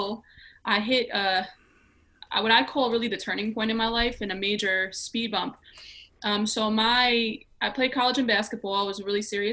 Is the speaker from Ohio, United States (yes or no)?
no; New York City, New York, United States; I grew up in New York City, born and raised